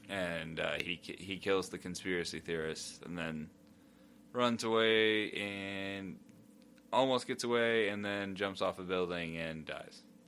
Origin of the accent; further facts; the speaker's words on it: United States; I'm American.